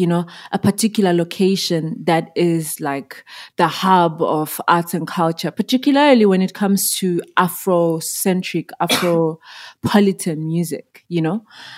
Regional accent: Zimbabwe; moved away as an adult; now in South Africa; I'm originally from Zimbabwe. I was born and bred there. I moved to South Africa in 2011 to study and secretly to pursue music.

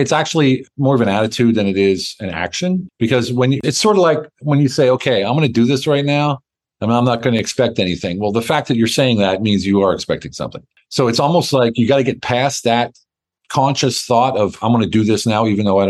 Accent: United States; moved away as an adult; also born or lived in Germany / Hungary; now in Turkey; Been overseas for 30 years, so I don't know if I'm an American anymore

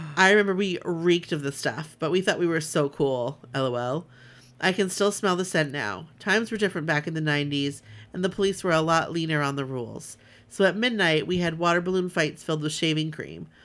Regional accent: Southern California, United States; growing up in Southern California, I have had the privilege to go to the Rose Parade a few times

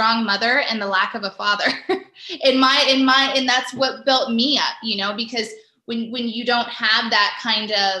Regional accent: Las Vegas, Nevada, United States; moved away as an adult; now in Los Angeles, United States; So I'm from Las Vegas, and you know, that was kind of the UFC, it is UFC headquarters and where it all kind of began. So growing up in Las Vegas

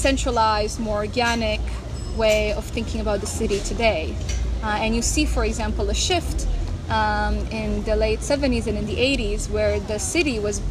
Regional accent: Calgary, Alberta, Canada; moved away as an adult; also born or lived in Romania / Freiburg, Germany; now in Amsterdam, Netherlands; So I was born in Romania. I grew up in Canada, in Calgary, which is one of the most car-centric cities in Canada.

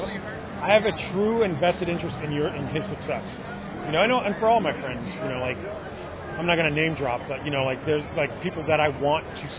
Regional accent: New York, United States; I'm a New Yorker. I didn't lose that, you know.

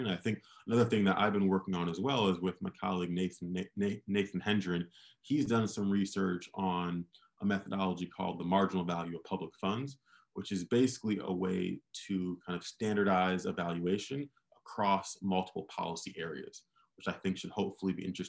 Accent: Michigan, United States; So I'm from Michigan. I worked in the mayor's office in Detroit before starting Opportunity Insights

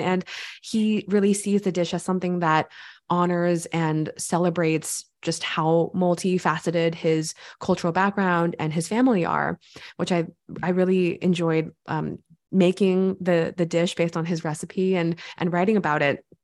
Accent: California, United States; I grew up in California

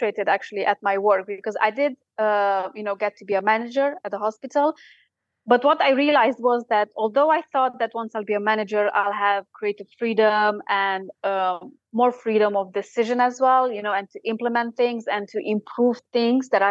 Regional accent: Romania; now in Sheffield, United Kingdom; I'm from Romania

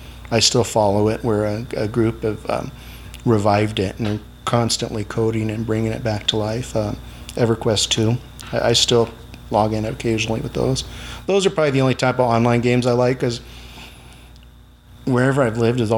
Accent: Blythe, California, United States; also born or lived in Yuma, Arizona; now in Mohawk Valley, United States; I was born here, but I only lived here until about 2 years out in the North Yuma Valley. And I grew up in Blythe, which is just up the river a ways

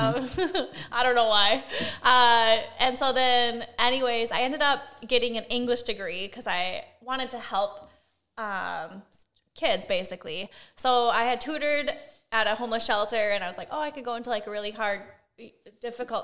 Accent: Wisconsin, United States; I'm from Wisconsin

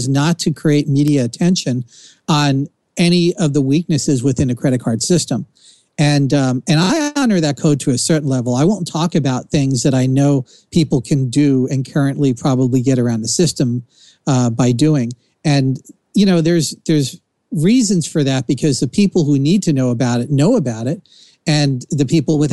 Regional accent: New Jersey, United States; accent: Jersey; my Jersey accent

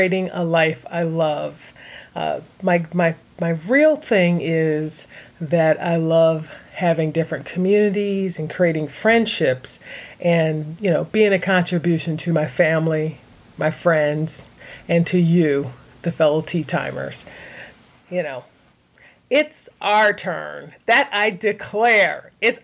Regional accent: Philadelphia, Pennsylvania, United States; I'm originally from Philadelphia

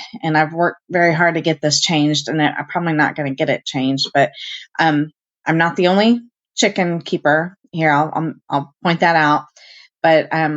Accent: Indianapolis, Indiana, United States; I was born and raised in Indianapolis.

